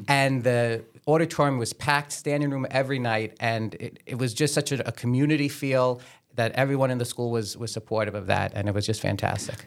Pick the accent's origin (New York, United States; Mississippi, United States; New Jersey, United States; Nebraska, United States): New York, United States; Staten Island; I was born and raised on the South Shore, went to Our Lady, Star of the Sea